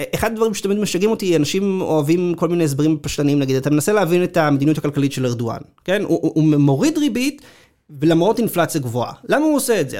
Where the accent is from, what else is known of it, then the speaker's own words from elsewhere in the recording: Israel; לנו כישראלים